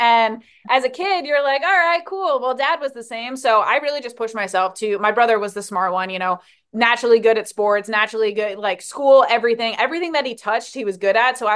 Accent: New Jersey, United States; moved away as an adult; now in Hawaii, United States; So I grew up in New Jersey, born and raised

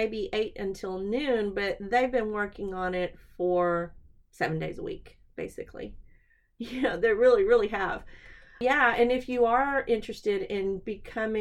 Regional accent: Texas, United States; accent: southern

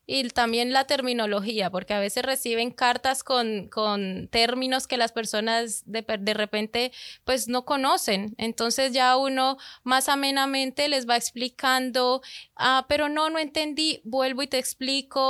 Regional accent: Colombia; moved away; Yo soy de Colombia

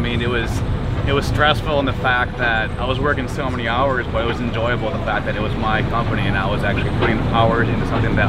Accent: Milwaukee, Wisconsin, United States; I grew up in the Milwaukee area, and I graduated from UW-Milwaukee in 2005.

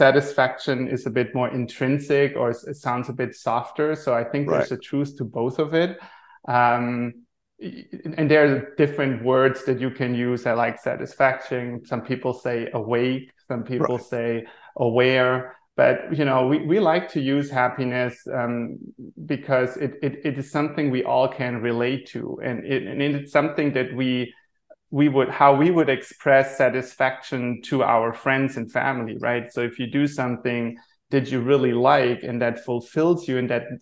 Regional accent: Germany; moved away as an adult; also born or lived in Maui, Hawaii; now in Rhode Island, United States; born and raised in Germany

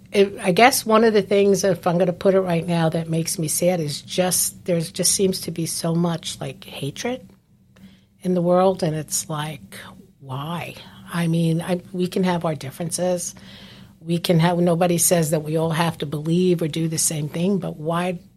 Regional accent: New Jersey, United States; moved away as an adult; now in Palm Coast, United States; I'm previously from New Jersey

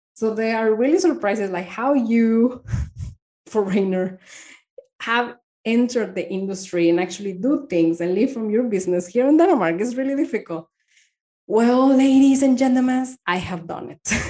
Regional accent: Torreón, Coahuila, Mexico; English is a second language; moved away as an adult; also born or lived in United States; now in Spain; I am from this uh, town called Torreon. It's a small city in Mexico

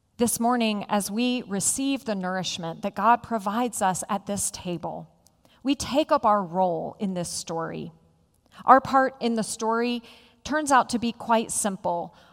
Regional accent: Roanoke, Virginia, United States; When I was a child growing up in Roanoke

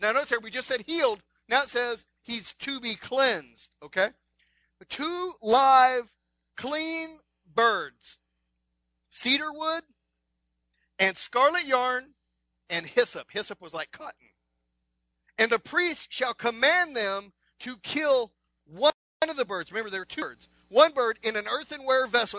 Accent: Texas, United States; I'm from Texas.

